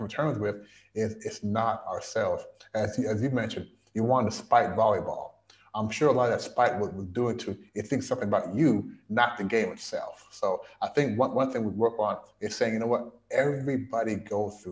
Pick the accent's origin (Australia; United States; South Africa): United States; Louisville, Kentucky; moved away as an adult; also born or lived in Canada / Washington, D.C.; now in Shanghai, China; I am a Canadian born Jamaican. I moved from Canada. Well, my parents immigrated from Jamaica to Canada. And then we all immigrated from Canada to Louisville, Kentucky back in 1980. Grew up in Louisville, Kentucky